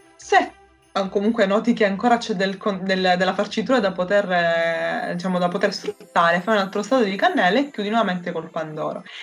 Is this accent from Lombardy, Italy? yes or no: no; Sicily, Italy; della mia terra